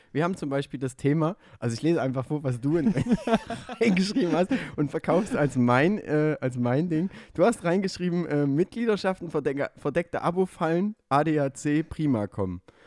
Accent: Döbeln, Saxony, Germany; moved away; was meine Heimatstadt ist. Döbeln

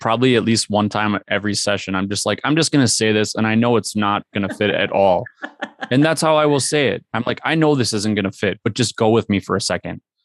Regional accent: Minnesota, United States; we are from Minnesota.

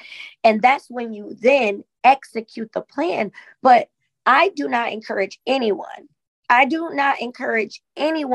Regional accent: Sandusky, Ohio, United States; being a Black woman in my hometown, Sandusky, Ohio

